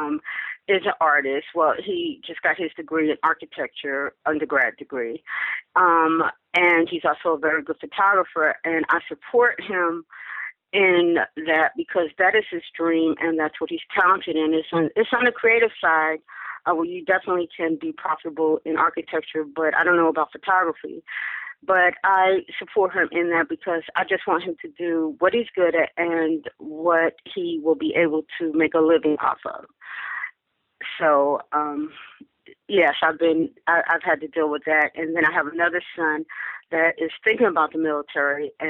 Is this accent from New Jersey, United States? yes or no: yes; Newark, New Jersey, United States; moved away as an adult; I became a recruiter for the Navy for four years in my hometown. So I actually went back to my hometown and did recruiting duty